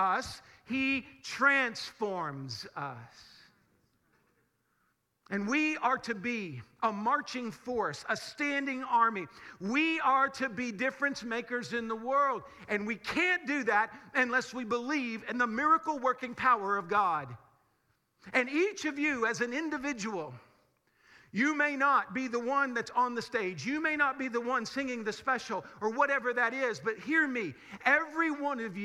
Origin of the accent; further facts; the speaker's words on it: Springfield, Missouri, United States; We grew up in Springfield, which is supposedly filled with churches. We live in a very, very Bible Belt kind of part of the country